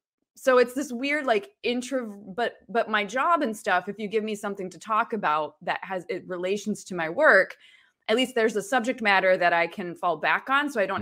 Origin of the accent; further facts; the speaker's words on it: New York, United States; born there; also born or lived in Virginia / Illinois / Michigan / Ohio; I was born in New York State.